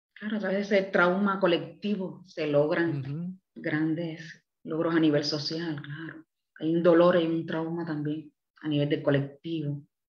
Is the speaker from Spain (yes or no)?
no; Havana, Cuba; moved away as an adult; now in Puerto Rico; yo me crié en La Habana hasta los 28 años.